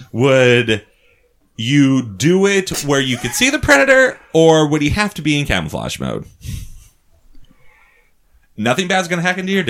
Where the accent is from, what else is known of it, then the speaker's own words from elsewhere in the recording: Minnesota, United States; he has a weird thing because I am from Minnesota.